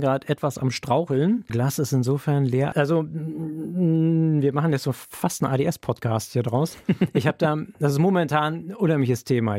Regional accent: Berlin, Germany; moved away as an adult; now in Bremen, Germany; Ich komme aus Berlin ursprünglich

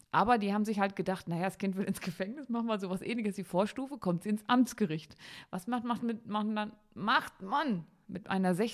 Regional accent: Harz, Germany; ich komme aus dem Harz und in der Gegend um

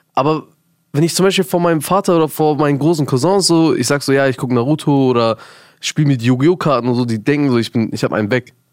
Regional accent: Germany; ich bin in Deutschland groß geworden

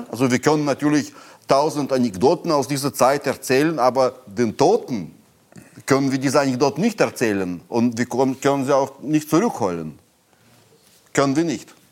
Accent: Moscow, Russia; German is a second language; moved away as an adult; also born or lived in Berlin, Germany; now in Brandenburg, Germany; meine Heimat, die Sowjetunion

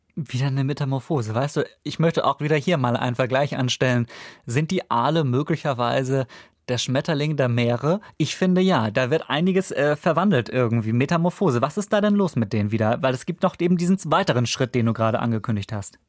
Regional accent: Kiel, Schleswig-Holstein, Germany; in meiner Heimat Kiel

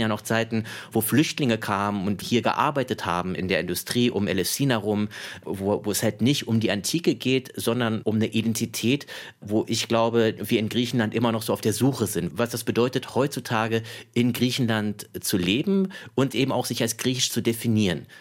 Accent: Ruhr area, North Rhine-Westphalia, Germany; Ich bin ja geboren und aufgewachsen im Ruhrpott

